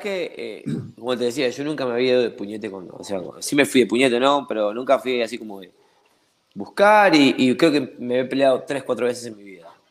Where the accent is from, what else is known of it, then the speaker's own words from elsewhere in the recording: Argentina; accent: Argentine; moved away as an adult; now in Ecuador; yo soy de Argentina